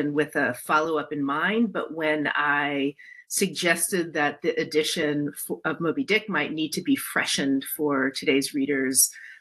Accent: North New Jersey, United States; moved away as an adult; I was born and raised in North New Jersey

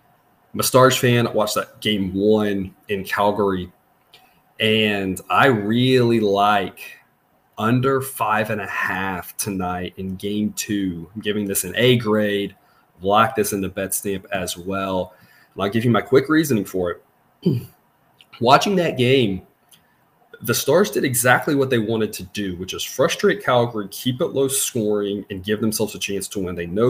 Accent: Corpus Christi, Texas, United States; I grew up in Corpus Christi. You know, I grew up tracking hurricanes. I know hurricane lingo.

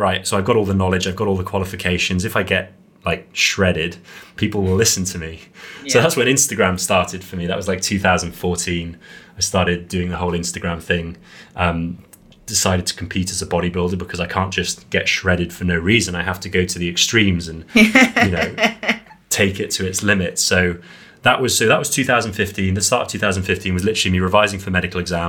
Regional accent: Wales, United Kingdom; also born or lived in Serbia; Growing up in Wales

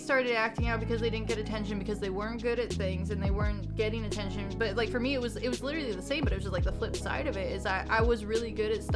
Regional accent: Northern California, United States; I grew up super conservative in Northern California

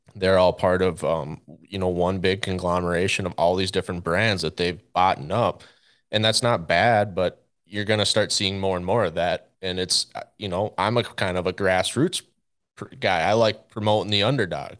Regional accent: central Minnesota, United States; moved away as an adult; also born or lived in North Dakota; I grew up in Minnesota, central Minnesota, with a pretty traditional hunting and fishing family

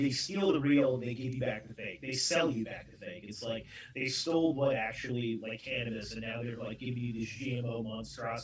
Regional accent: California, United States; I grew up in California

